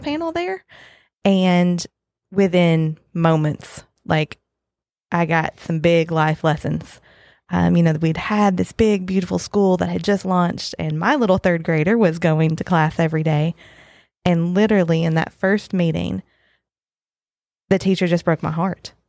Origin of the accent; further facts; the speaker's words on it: Western Kentucky, United States; moved away as an adult; also born or lived in Lexington, Kentucky; now in Scott County, Kentucky, United States; I grew up in Western Kentucky.